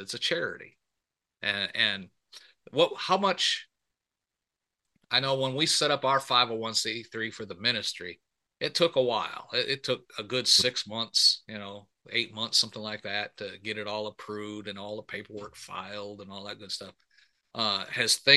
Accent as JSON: {"language": "English", "region": "Michigan", "country": "United States", "tie": "born or raised there", "said": "I was born and raised up in Michigan"}